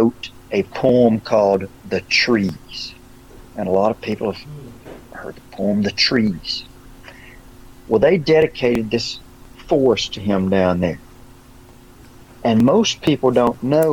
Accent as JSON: {"language": "English", "region": "Alabama", "country": "United States", "accent": "Alabama", "said": "my Alabama accent"}